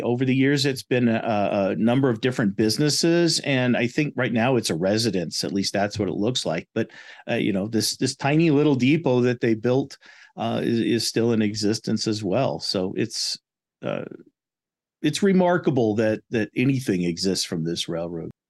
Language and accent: English; Lakewood, Colorado, United States; also born or lived in Newton, Kansas; now in Pueblo, United States; I grew up in the Denver area in Lakewood